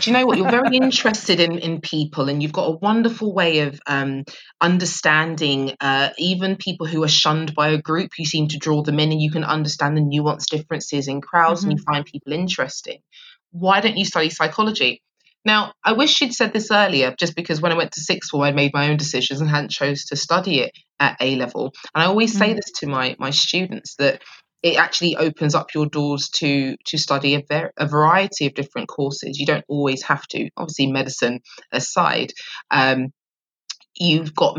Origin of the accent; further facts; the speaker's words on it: London, United Kingdom; I grew up in Southeast London, very proud of that too.